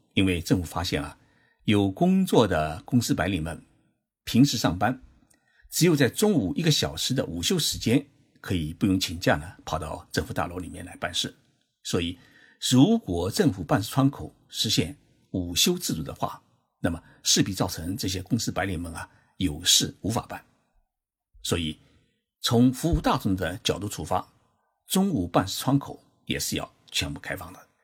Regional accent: Zhejiang, China; now in Tokyo, Japan; 我的老家浙江省

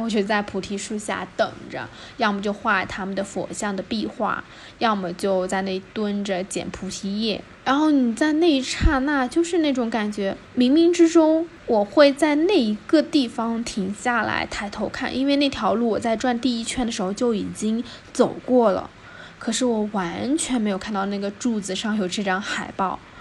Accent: Zhejiang, China; 我是浙江的

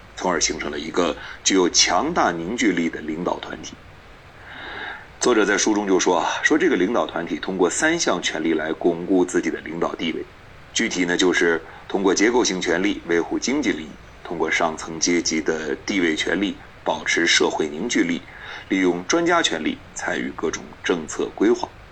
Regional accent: China; 我们中国人

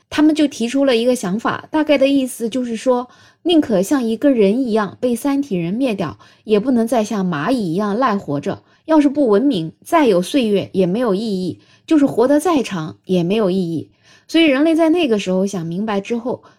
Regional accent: China; 我们中国人

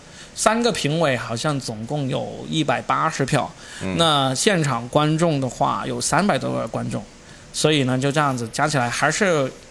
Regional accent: Guangdong, China; accent: Cantonese; 因为你知道沪语转成普通话也是很简单的事情嘛，就比我们广东话转成这个普通话容易多了。

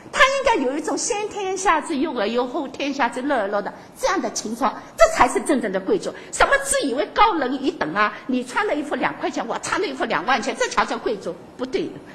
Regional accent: Shanghai, China; 我们上海人

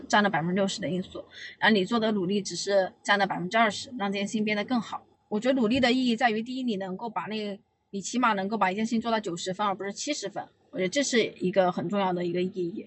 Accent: Yibin, Sichuan, China; moved away as an adult; also born or lived in Anhui; now in Beijing, China; 我老家是宜宾的

